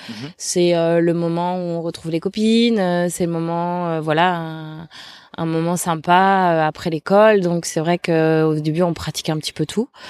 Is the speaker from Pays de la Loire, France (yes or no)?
yes; Le Mans, Pays de la Loire, France; moved away as an adult; also born or lived in Angers / Toulouse; je suis originaire du, du Mans, en Sarthe. Mhm voilà, où j'ai, où je suis née, où j'ai grandi. Je suis restée jusqu'à jusqu'à l'âge de 18 ans